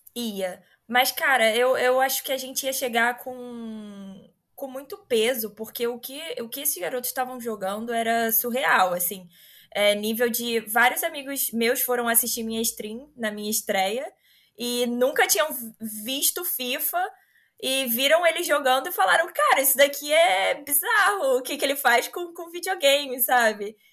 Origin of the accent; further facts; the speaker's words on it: Rio de Janeiro, Brazil; Eu sou do Rio